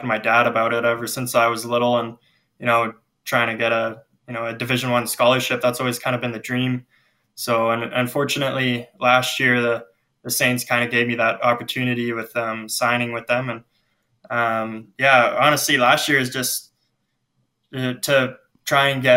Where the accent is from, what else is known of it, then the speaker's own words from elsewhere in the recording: Lethbridge, Alberta, Canada; now in Spruce Grove, Canada; I grew up in Lethbridge